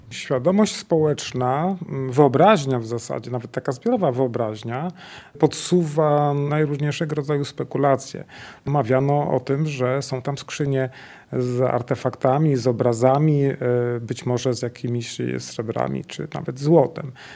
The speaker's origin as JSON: {"language": "Polish", "town": "Bolków", "region": "Lower Silesian Voivodeship", "country": "Poland", "tie": "born or raised there", "said": "pochodzę z Bolkowa. Dzieliło mnie od góry w latach dzieciństwa około dwustu metrów"}